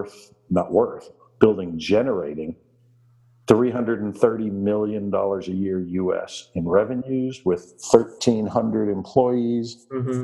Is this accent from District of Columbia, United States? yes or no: yes; Washington, District of Columbia, United States; moved away as an adult; now in Summerland, Canada; I was born and raised in Washington, D.C. in the United States